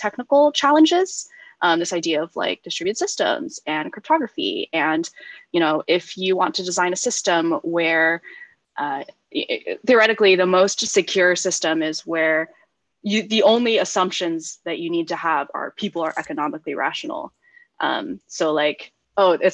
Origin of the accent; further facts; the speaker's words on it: Silicon Valley, California, United States; I grew up in Silicon Valley.